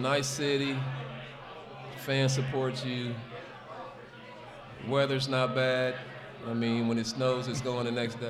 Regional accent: South Bend, Indiana, United States; So I'm from South Bend, Indiana. Right next to Gary

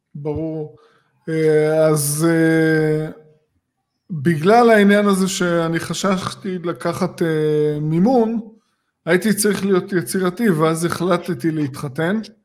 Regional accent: Tel Aviv area, Tel Aviv District, Israel; אני גדלתי באזור הזה

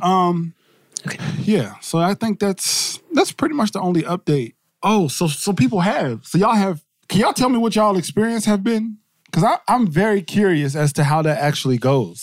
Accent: New Jersey, United States; I'm from Jersey

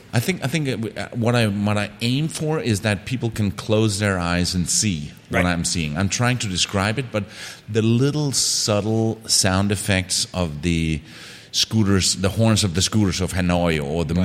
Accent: Denmark; moved away as an adult; I'm from Denmark

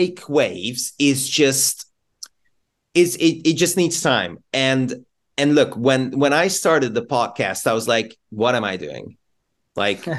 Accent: Budapest, Hungary; now in United Kingdom; I'm from Hungary, I'm from Budapest originally

